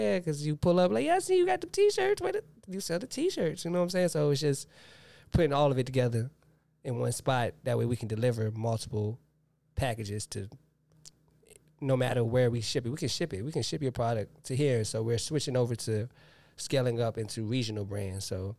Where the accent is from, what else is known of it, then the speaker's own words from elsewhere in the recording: the South, United States; I'm from the South. I'm going to have to go ….